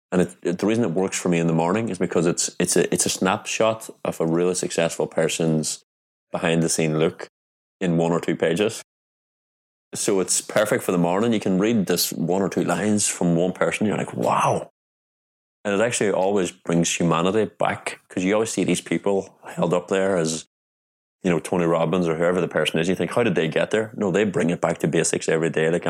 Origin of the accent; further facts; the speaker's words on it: Ireland; because I'm from Ireland and people are very open in Ireland.